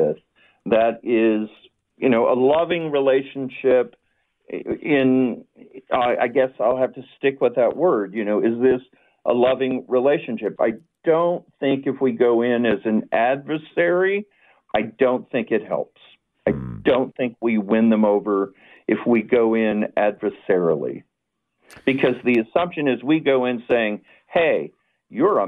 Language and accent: English; the South, United States; I am from the South